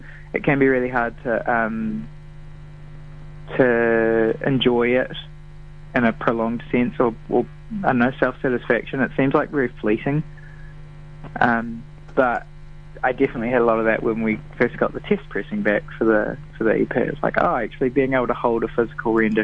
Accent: New Zealand; we're Kiwis

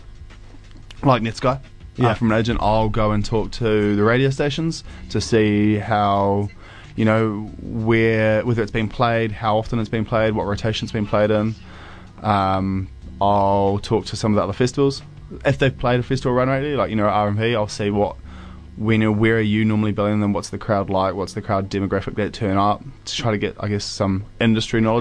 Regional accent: Auckland, New Zealand; I grew up in Auckland

